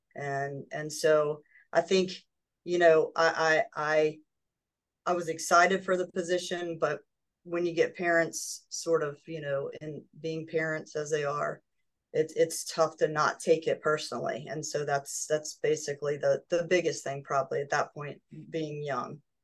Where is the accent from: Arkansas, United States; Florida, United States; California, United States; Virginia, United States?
Virginia, United States; Yorktown; I was uh, born and raised in Yorktown, Virginia